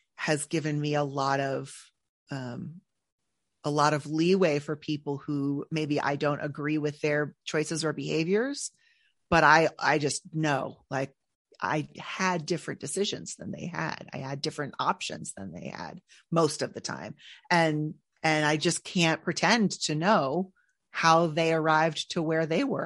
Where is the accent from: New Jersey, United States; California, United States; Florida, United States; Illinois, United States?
California, United States; Northern; I'm from Northern California